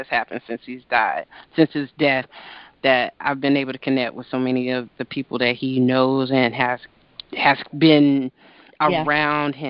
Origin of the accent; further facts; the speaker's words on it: Greensboro, North Carolina, United States; also born or lived in Boston; now in Maryland, United States; my hometown of Greensboro, North Carolina